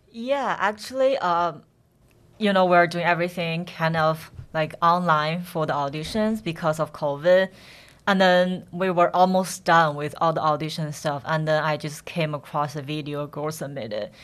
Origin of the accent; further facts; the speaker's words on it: Henan, China; moved away; I'm from Henan